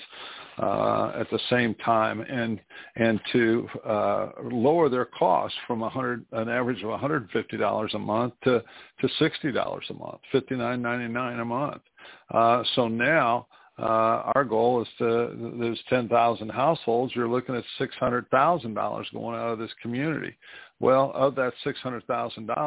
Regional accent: New Castle, Indiana, United States; here in my hometown of Newcastle, Indiana, my high school that I went

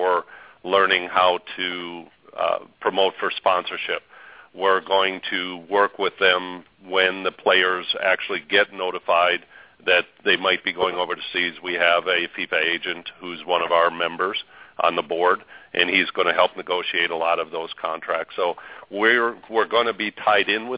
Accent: Arizona, United States; moved away; I'm actually from Arizona

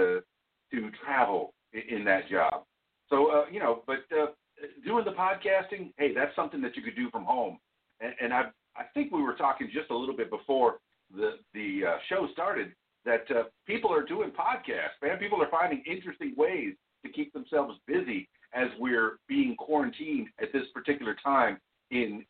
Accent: Florida Keys, United States; now in Central Arkansas, United States; I grew up in South Florida, in the Florida Keys, and I'm half Cuban

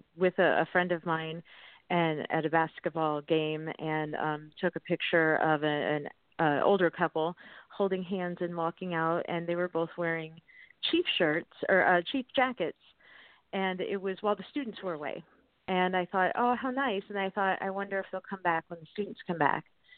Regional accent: Akron, Ohio, United States; moved away; I'm actually originally from Akron, Ohio

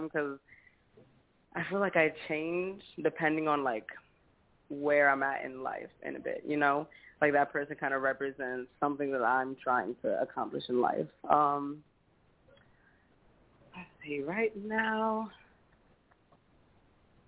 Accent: Hagerstown, Maryland, United States; moved away as an adult; also born or lived in North New Jersey; now in Myrtle Beach, United States; I'm originally from North New Jersey. Pretty much grew up in Maryland and then resided here when I turned about 18.

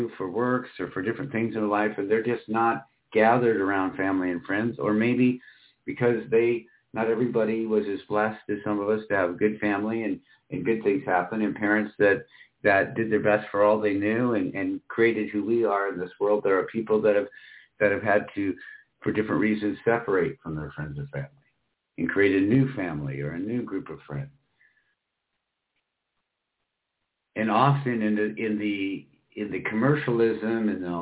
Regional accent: Michigan, United States; moved away; also born or lived in Iowa / Florida; I grew up in Michigan and Iowa at that time, was more on the eastern side of the state, so most of the time in the west, southwestern part of Michigan

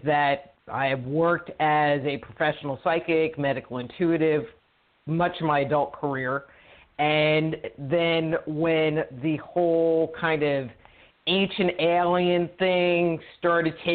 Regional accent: New York City, New York, United States; moved away as an adult; also born or lived in California; now in Texas, United States; I grew up in New York, originally from the city. Our family moved upstate New York, and then when I was 19, I got out of New York and moved to California

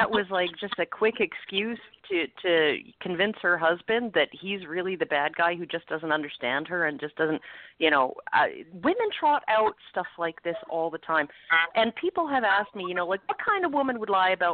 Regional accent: Edmonton, Alberta, Canada; I'm from Edmonton, Alberta, so I'm in Canada's Texas

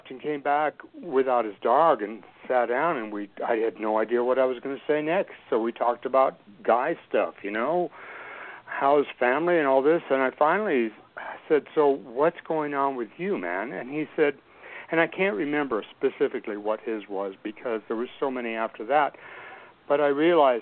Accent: Albuquerque, New Mexico, United States; I grew up in Albuquerque, New Mexico, in the open fields and terrain of the Southwest Valley way back in the early 60s

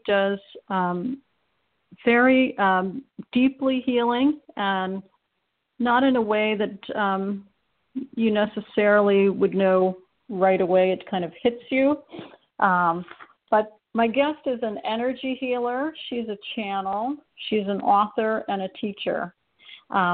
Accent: Ohio, United States; being from Ohio myself, the Midwest

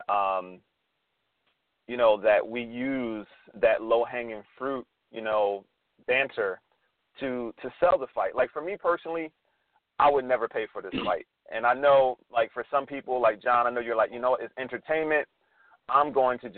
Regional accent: United States; being an American

